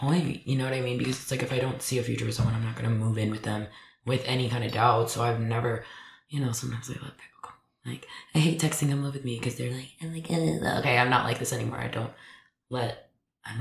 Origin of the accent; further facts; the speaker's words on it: Dallas, Texas, United States; moved away; if I stay in Dallas, then I'm going to keep moving back in with my mom every couple of years.